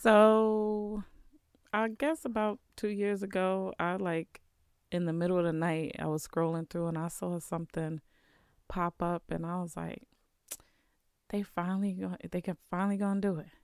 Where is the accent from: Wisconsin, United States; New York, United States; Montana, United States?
New York, United States; New York City; now in Vermont, United States; growing up in the city